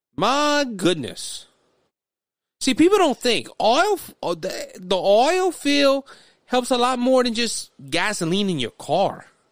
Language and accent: English; United States; we as American citizens